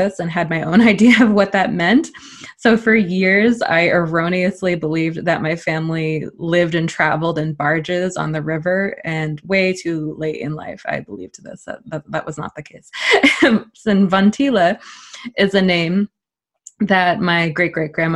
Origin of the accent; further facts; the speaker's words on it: New Hampshire, United States; moved away; I am from New Hampshire, which, for those of you not familiar, is in the northeast of the United States, though I've lived many places since